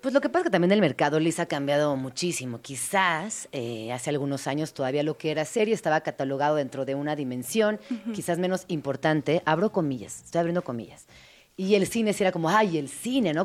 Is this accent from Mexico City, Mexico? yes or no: yes; Mexico City, Mexico; como soy chilanga